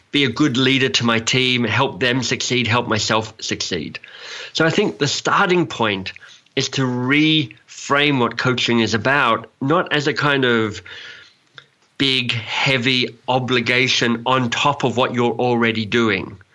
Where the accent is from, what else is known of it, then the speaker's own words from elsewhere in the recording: Australia; accent: Australian; also born or lived in England; now in Canada; I mean, I'm an Australian, so I've got an Australian accent, and I lived in England for a while, so I've got a kind of English accent, and I now live in Canada, so I've kind of got a Canadian accent.